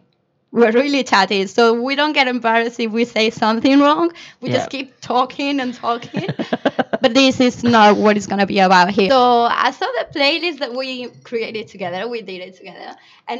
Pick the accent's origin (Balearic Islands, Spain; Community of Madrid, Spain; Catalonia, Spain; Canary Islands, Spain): Balearic Islands, Spain; Mallorca; English is a second language; moved away; I come from Mallorca. It's an island in the Mediterranean Sea. So I'm actually Spanish.